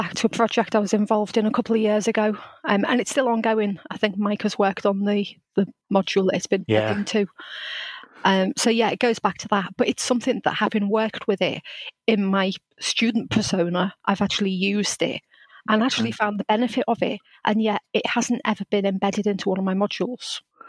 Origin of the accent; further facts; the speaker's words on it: Liverpool, North West England, United Kingdom; introduce myself as a Scouser.